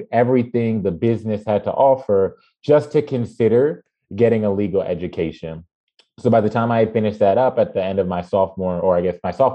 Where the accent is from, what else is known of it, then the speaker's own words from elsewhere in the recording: Mount Vernon, New York, United States; moved away as an adult; also born or lived in Evanston, Illinois; I am born and raised in Mount Vernon, New York